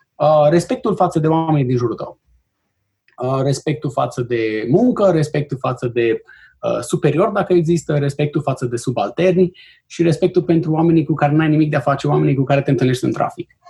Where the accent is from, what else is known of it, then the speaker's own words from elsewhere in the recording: Romania; moved away as an adult; also born or lived in Bucharest; now in Chicago, United States; de când am plecat din România, sunt 18